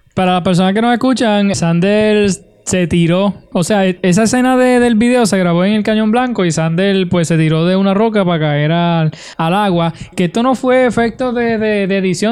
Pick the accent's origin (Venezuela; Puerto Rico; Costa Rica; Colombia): Puerto Rico; Utuado; mi pueblo de Utuado